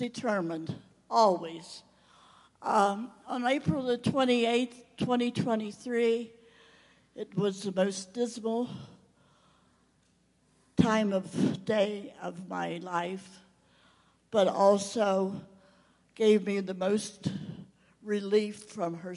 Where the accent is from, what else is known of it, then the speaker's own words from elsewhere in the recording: Maryland, United States; moved away; also born or lived in Rio de Janeiro, Brazil; Maryland, my hometown